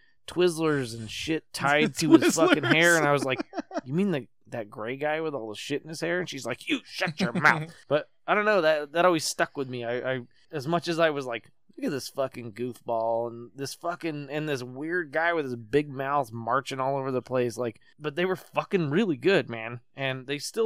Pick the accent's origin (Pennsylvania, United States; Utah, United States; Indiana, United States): Utah, United States; Salt Lake City